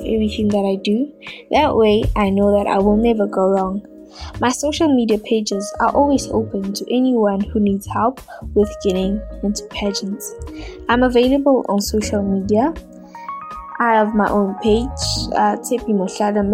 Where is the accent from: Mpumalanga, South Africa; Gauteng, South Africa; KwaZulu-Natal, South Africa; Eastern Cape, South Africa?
Mpumalanga, South Africa; Middelburg; born and raised in Middleburg, Mpumalanga